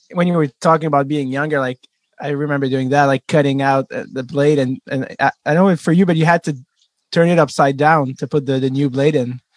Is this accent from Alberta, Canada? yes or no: no; Montreal, Quebec, Canada; as a French Canadian kid growing up in Montreal